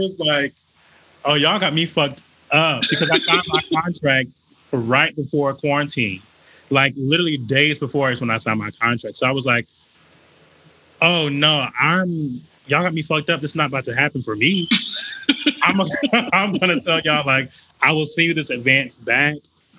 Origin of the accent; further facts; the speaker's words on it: Wilmington, North Carolina, United States; moved away as an adult; now in Atlanta, United States; Not originally, no. I moved here in 2014 to go to Morehouse, but I'm originally from North Carolina.